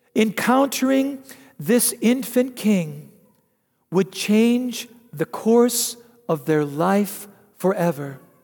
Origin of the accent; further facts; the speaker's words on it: United States; as an American